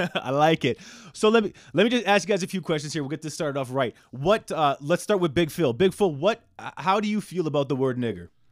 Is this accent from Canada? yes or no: yes; Canada; I'm born and raised in Canada